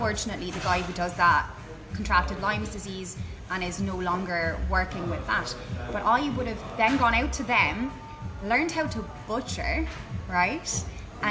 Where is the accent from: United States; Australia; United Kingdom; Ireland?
Ireland; as Irish, self-deprecating humans